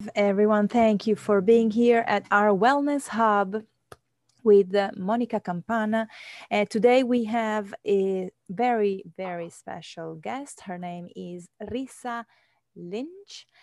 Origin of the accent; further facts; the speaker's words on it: Italy; accent: Italian; it's my Italian. It's my Italian accent